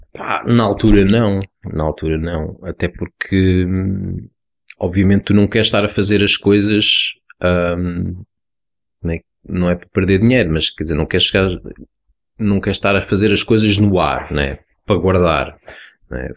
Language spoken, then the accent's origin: Portuguese; Lisbon, Portugal; eu fiz o nono ano nos Olivais, de onde eu sou